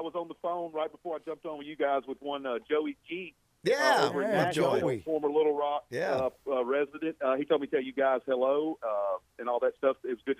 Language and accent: English; the South, United States; we're both from the South